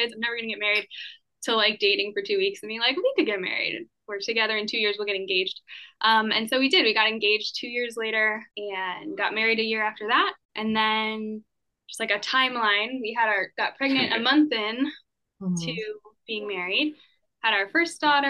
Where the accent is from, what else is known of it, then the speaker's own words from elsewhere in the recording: San Diego, California, United States; I grew up in San Diego